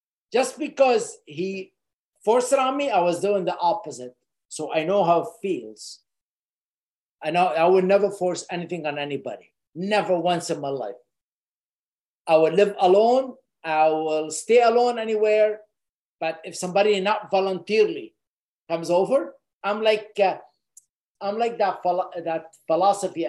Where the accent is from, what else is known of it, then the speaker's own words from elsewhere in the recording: Lebanon; moved away; I grew up in Lebanon in a war